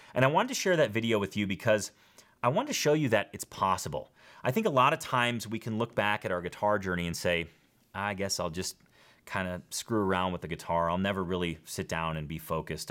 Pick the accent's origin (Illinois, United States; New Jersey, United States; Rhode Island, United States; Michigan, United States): Illinois, United States; Schaumburg; I'm from Schaumburg